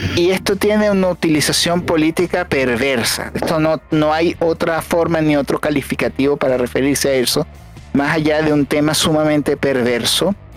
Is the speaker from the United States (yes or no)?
no; Venezuela; moved away; nosotros los venezolanos